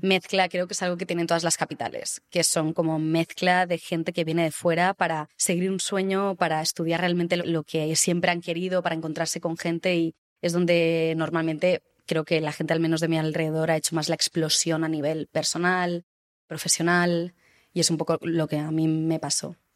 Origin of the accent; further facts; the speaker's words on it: Barcelona, Catalonia, Spain; moved away as an adult; now in Madrid, Spain; soy actriz, soy de Barcelona, hace cinco años que me mudé a Madrid